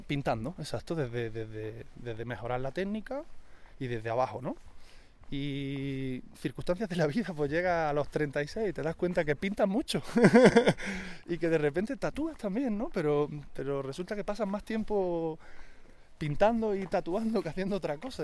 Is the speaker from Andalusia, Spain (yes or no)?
yes; Granada, Andalusia, Spain; yo que soy de Andalucía, pues coincide que soy un apasionado de, de mi tierra y del flamenco